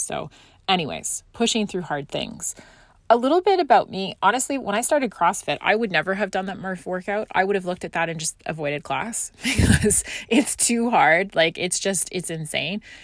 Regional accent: Scotland, United Kingdom; moved away; I grew up in Scotland and I had to go back there for personal reason

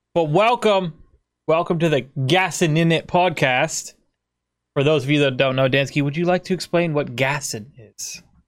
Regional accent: United States; I'm from America

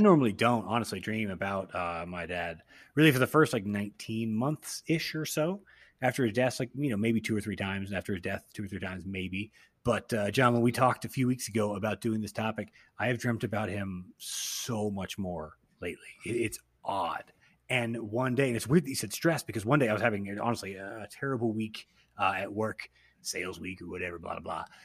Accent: Austin, Texas, United States; our accents are fucked up because we grew up in Austin, which isn't even super Texas, but then still surrounded by Texas.

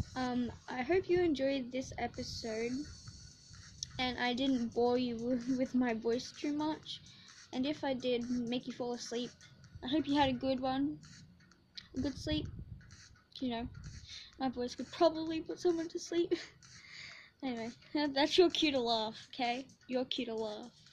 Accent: Australia; I'm not American, so like, um, we don't have presidents here in Australia

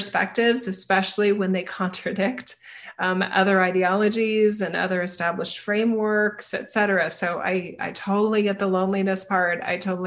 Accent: Idaho, United States; I'm from Idaho.

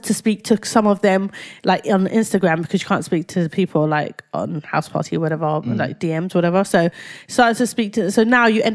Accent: London, United Kingdom; I grew up in Whitechapel

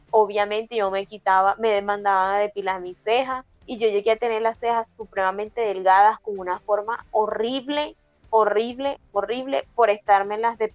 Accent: Mexico; El bigote, yo soy un charro mexicano, también

